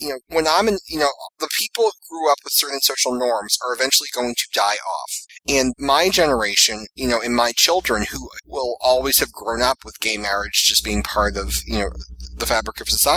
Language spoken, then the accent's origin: English; Massachusetts, United States; my home state of Massachusetts